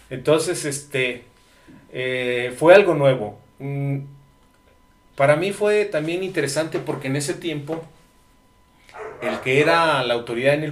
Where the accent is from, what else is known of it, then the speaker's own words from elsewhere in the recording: San Vicente de Juárez, Las Piedras, Ayala municipality, Morelos, Mexico; Yo soy nativo del municipio de Ayala y de una comunidad que se llama San Vicente de Juárez, Las Piedras